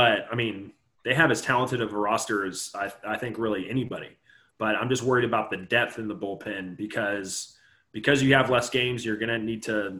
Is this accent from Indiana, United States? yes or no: yes; Indiana, United States; I grew up in Indiana